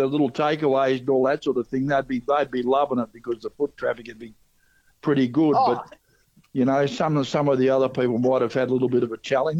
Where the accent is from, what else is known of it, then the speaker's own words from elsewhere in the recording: Tasmania, Australia; moved away; I'm a Tassie boy. I grew up in Tasmania.